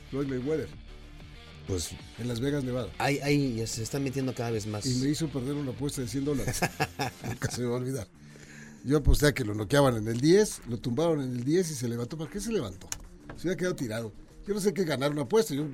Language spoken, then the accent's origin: Spanish; Querétaro, Mexico; extraño a mi Querétaro, pues sí.